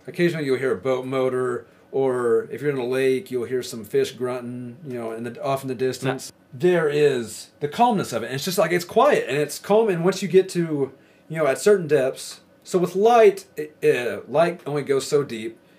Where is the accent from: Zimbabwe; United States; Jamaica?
United States; Arkansas; now in Idaho, United States; I'm from Arkansas, and I moved to Idaho.